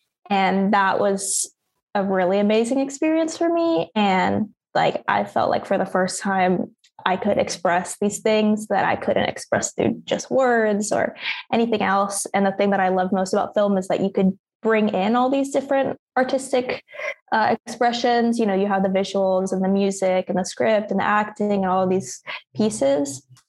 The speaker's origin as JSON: {"language": "English", "town": "Lawrence", "region": "Kansas", "country": "United States", "tie": "born or raised there", "also_born_or_lived": "Wichita, Kansas", "moved": "yes", "said": "I was born in Wichita, Kansas, and I was raised for most of my life in Lawrence. And I feel very much like a townie because I went to KU."}